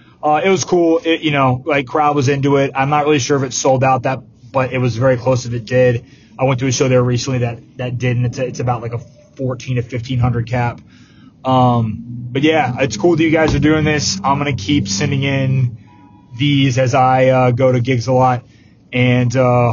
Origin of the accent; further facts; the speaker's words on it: Richmond, Virginia, United States; moved away as an adult; now in Bay Area, United States; … and …, being from my hometown.